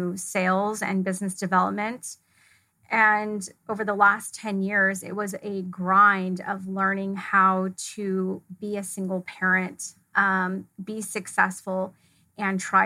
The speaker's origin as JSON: {"language": "English", "region": "California", "country": "United States", "tie": "born or raised there", "also_born_or_lived": "Fullerton, California", "said": "I grew up in a small town just outside of Yosemite National Park, which is in California. It's northern central."}